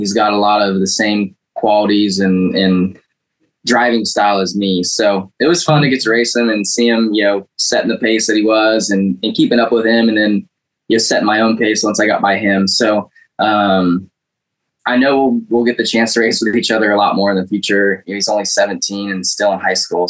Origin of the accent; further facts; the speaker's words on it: California, United States; when I grew up in California